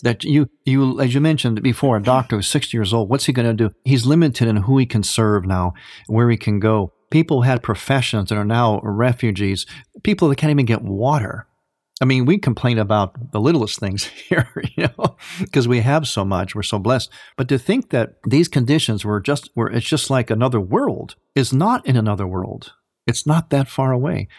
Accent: Cleveland, Ohio, United States; also born or lived in Chicago area; now in Chicago, United States; I am in the Chicago area, but I'm originally from Cleveland

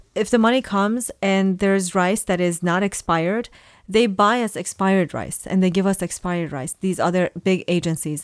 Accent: Iran; I was born in Iran uh, to Assyrian parents

